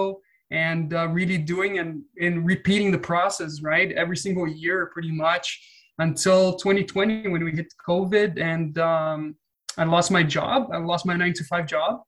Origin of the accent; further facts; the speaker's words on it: Brazil; moved away as an adult; now in Canada; I'm from Brazil. Moved to Canada in 2013